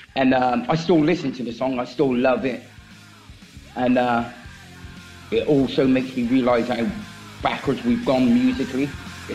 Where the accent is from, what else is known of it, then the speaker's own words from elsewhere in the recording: England, United Kingdom; I'm from England